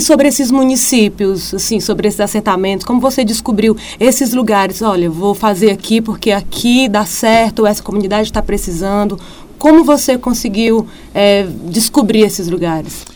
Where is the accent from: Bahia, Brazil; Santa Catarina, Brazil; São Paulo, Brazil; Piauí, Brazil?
Piauí, Brazil; o Piauí tem muita coisa boa, não só os lugares em si, mas as pessoas, os artistas, né? o nosso turismo